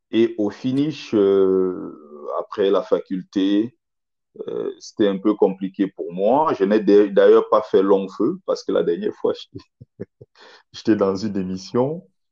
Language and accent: French; Cameroon; moved away as an adult; now in France; obtenu au Cameroun mhm. un bac A4 espagnol